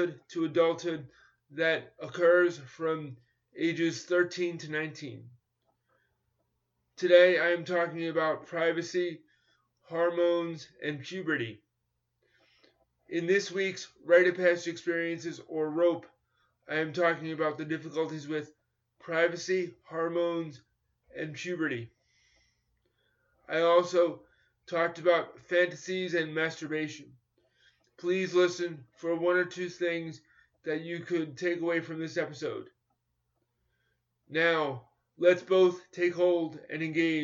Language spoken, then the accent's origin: English; New York, United States; born or raised there